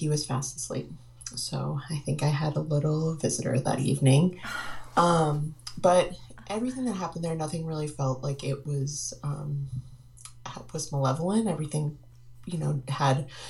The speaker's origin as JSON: {"language": "English", "town": "Marlborough", "region": "Massachusetts", "country": "United States", "said": "I'm originally from Marlborough, Massachusetts"}